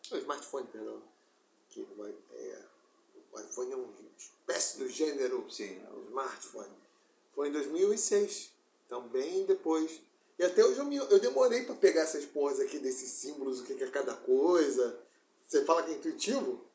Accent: Rio de Janeiro, Brazil; also born or lived in Seropédica / Botafogo; a casa onde eu me criei em Campo Grande, onde eu morei nos meus quatro, até meus 17

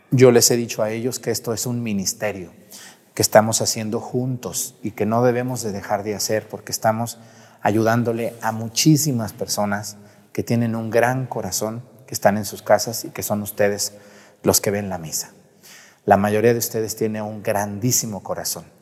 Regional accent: San Juan de los Lagos, Los Altos de Jalisco, Mexico; la diócesis de San Juan de los Lagos, allá en los altos de Jalisco, de donde soy originario

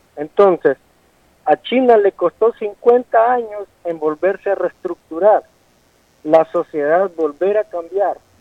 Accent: El Salvador; como salvadoreño

